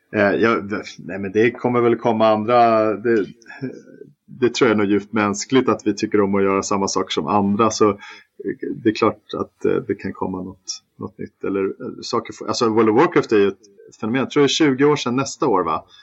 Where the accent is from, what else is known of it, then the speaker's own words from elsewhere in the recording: Stockholm, Stockholm County, Sweden; also born or lived in Malmö; Jag är ju stockholmare som alla hör